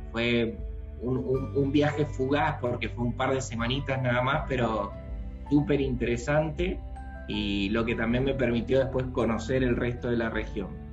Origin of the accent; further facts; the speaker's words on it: Mendoza, Argentina; yo soy originalmente de Mendoza